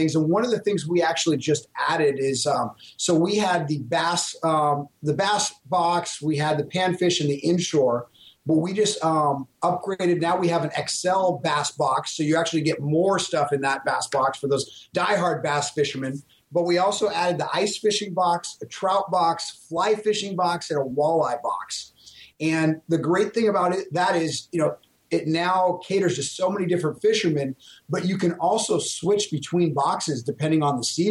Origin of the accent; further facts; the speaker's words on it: California, United States; Coming from California